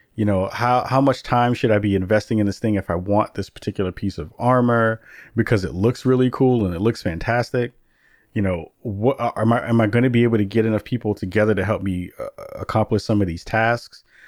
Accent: New York City, New York, United States; growing up in the Bronx in the eighties

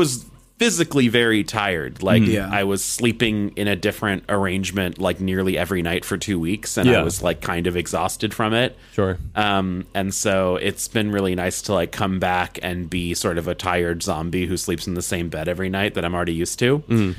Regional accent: California, United States; we're a Californian

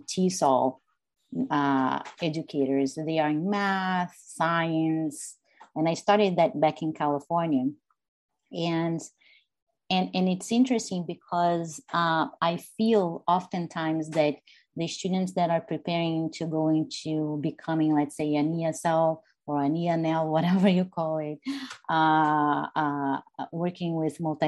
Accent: Brazil; now in United States; I'm from Brazil. I grew up in Brazil. I was born in the US.

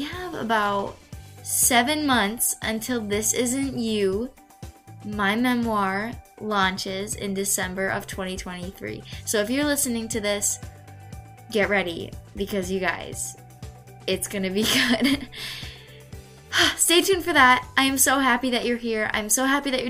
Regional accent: Michigan, United States; I am 16 years old. I am from Michigan

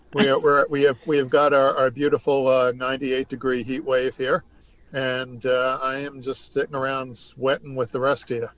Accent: New York, United States; I grew up in New York State

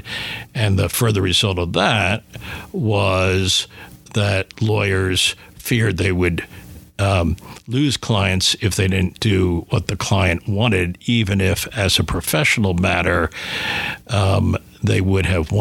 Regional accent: Philadelphia, Pennsylvania, United States; growing up in Philadelphia

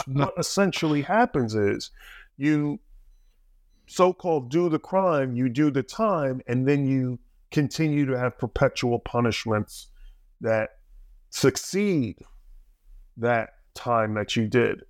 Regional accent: New Jersey, United States; I grew up in Jersey, a little bit south

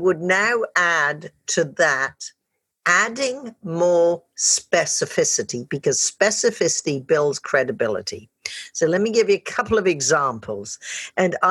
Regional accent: United Kingdom; I'm British as well.

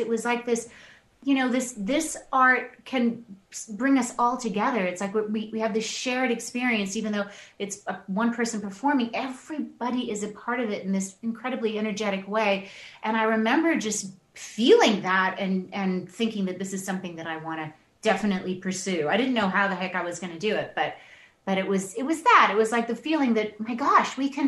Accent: Toronto, Ontario, Canada; also born or lived in Tanzania; I was born there. My dad was from Louisiana, Shreveport. And we grew up in Toronto. So I lived in Tanzania until I was about 6 years old. Moved to Toronto

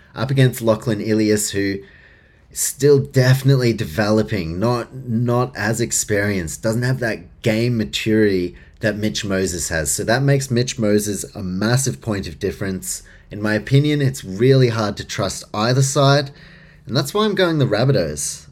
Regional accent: Auckland, New Zealand; I grew up in New Zealand, in Auckland

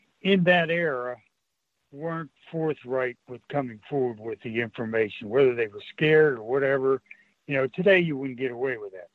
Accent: Weldytown, Pennsylvania, United States; also born or lived in Greensburg, Pennsylvania; I was born and raised in Weldytown.

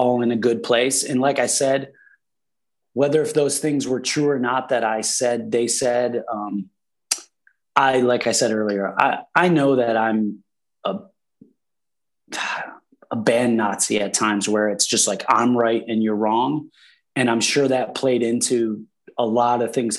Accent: Buffalo, New York, United States; we're all from Buffalo.

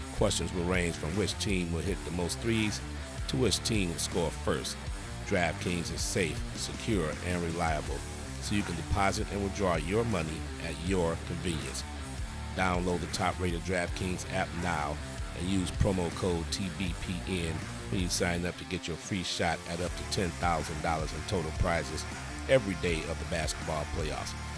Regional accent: Detroit, Michigan, United States; moved away; I've been in my hometown in Detroit for the last few days

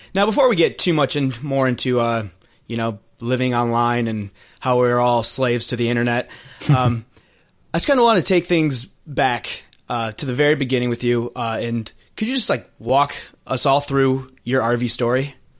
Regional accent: Michigan, United States; I'm from Michigan, so I'm basically Canadian

